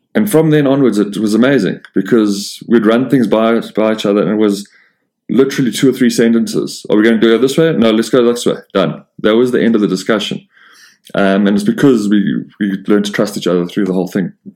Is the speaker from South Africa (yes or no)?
yes; South Africa; being South African